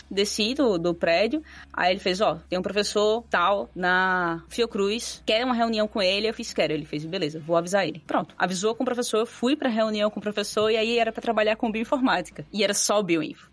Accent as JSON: {"language": "Portuguese", "town": "Quipapá", "region": "Pernambuco", "country": "Brazil", "said": "eu sou do interior do interior de Pernambuco. Eu sou de uma cidadezinha chamada Quipapá, bem pequenininha mesmo."}